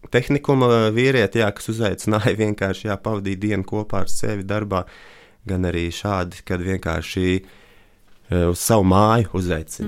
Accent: Riga, Latvia; es no Latvijas, Rīgas

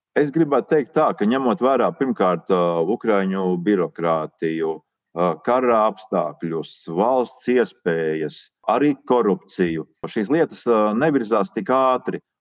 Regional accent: Latvia; Volunteer iz Latviju, Un tā, tā ir caurlaide, kad tiek dzirdams mans akcents

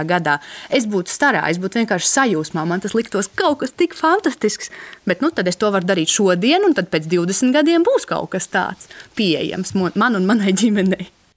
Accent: Latvia; man kā bērnam, kas audzis brīvā Latvijā

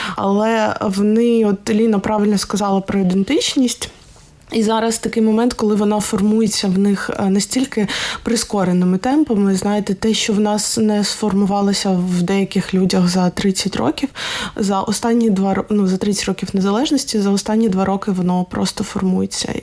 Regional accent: Odesa, Odesa Oblast, Ukraine; я з Одеси

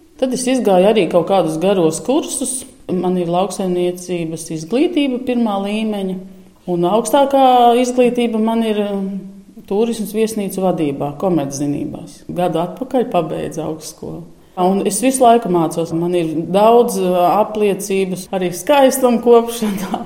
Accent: Sniķere, Auce Municipality, Latvia; now in Īle, Latvia; es esmu dzimusi Sniķerē, ir tāda vieta

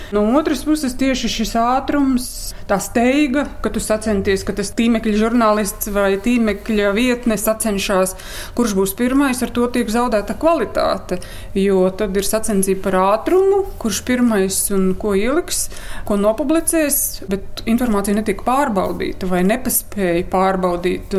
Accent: Latvia; mēs paši latvieši

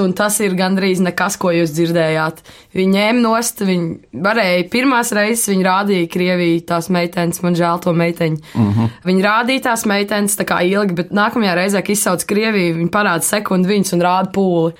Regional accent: Latvia; Latvijā es jūtos kā latvietis

